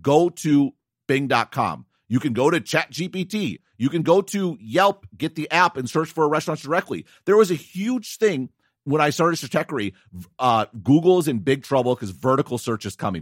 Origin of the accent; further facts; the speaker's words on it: United States; as an American